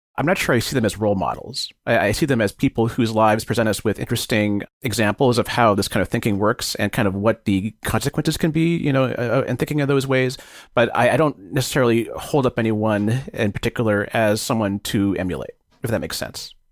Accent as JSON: {"language": "English", "area": "Bay Area", "region": "California", "country": "United States", "tie": "born or raised there", "said": "growing up in the Bay Area"}